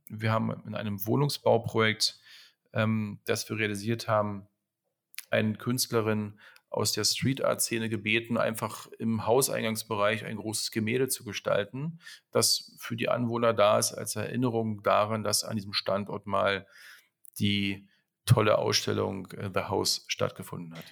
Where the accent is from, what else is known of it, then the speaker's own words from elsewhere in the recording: Berlin, Germany; Ich bin in Berlin geboren und hatte das große Glück, in den ähm, 90er Jahren meine wilde Jugend verleben zu können.